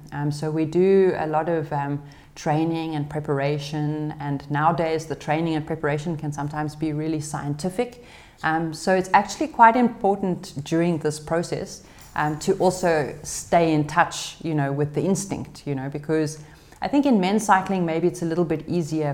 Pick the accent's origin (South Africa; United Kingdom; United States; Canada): South Africa; moved away; being a South African racing abroad in Europe